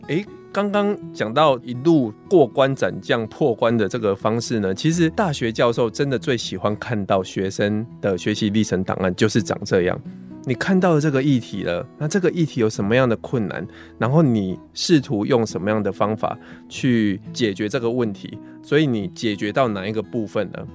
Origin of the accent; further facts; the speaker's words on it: Pingtung County, Taiwan; 我的故乡，我的品东的这个故乡里